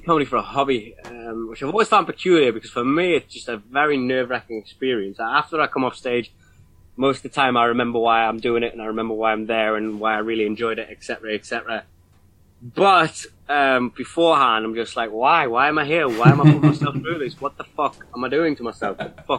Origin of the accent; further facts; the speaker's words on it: Newcastle upon Tyne, North East England, United Kingdom; as a kid growing up in Newcastle